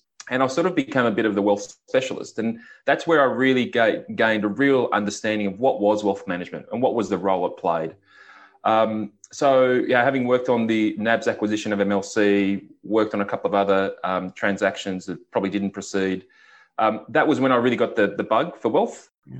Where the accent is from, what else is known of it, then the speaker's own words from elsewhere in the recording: Victoria, Australia; I actually grew up in country Victoria, and growing up in the Latrobe Valley, which is just very industrial, lots of power stations